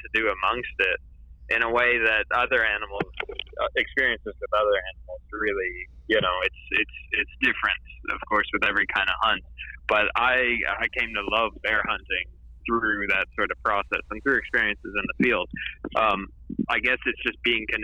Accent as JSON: {"language": "English", "region": "Tennessee", "country": "United States", "tie": "born or raised there", "said": "I grew up in the United States, in Tennessee"}